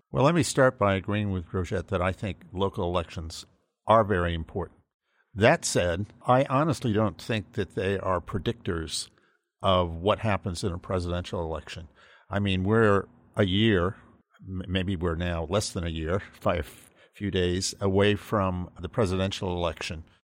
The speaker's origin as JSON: {"language": "English", "region": "Massachusetts", "country": "United States", "tie": "born or raised there", "moved": "yes", "said": "I grew up in Massachusetts"}